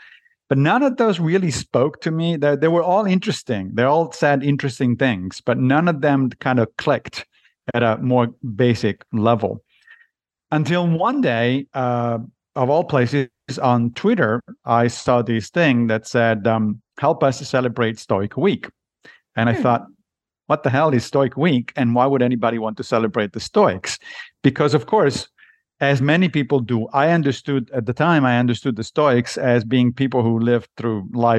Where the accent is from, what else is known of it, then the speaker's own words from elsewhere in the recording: Rome, Lazio, Italy; I grew up in Italy, in Rome, and so when I was young, I was a Catholic. But I left the church when I was a teenager.